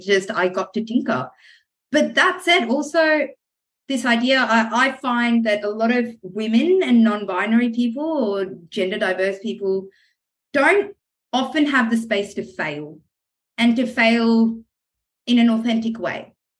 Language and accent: English; France; also born or lived in Middle East / America / New Zealand; now in Australia; I grew up in the Middle East and in France and spent some time kind of in America and New Zealand